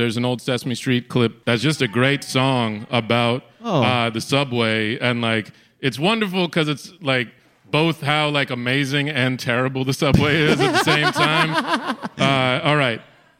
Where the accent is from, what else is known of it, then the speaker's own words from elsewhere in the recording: Boston, Massachusetts, United States; Irie, I'm from Boston.